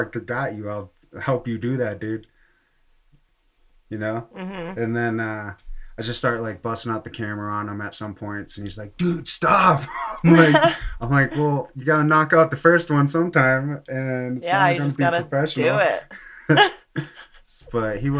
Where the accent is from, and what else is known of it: Massachusetts, United States; born or raised there; now in Colorado, United States